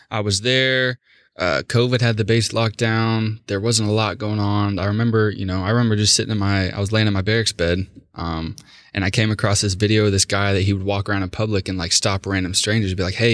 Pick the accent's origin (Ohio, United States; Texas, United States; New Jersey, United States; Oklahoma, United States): Oklahoma, United States; being from Oklahoma, obviously, you know, anytime I've told anyone that I'm from Oklahoma, they're like, what the hell is out there?